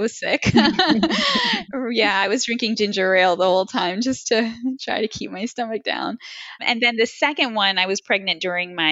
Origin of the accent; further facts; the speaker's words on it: New Jersey, United States; moved away as an adult; also born or lived in New York / Cleveland, Ohio; I was born in New York and I grew up in, New Jersey